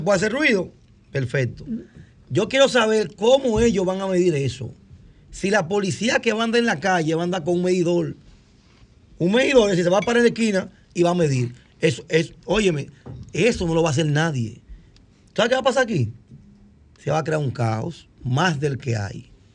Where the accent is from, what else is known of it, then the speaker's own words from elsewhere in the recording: Cotuí, Sánchez Ramírez, Dominican Republic; Yo soy de Cotuí.